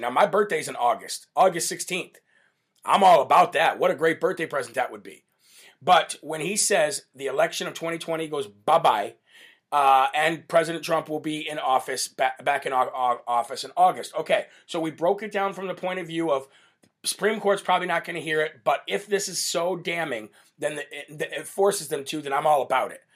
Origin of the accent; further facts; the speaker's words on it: Illinois, United States; my home state of Illinois in Chicago.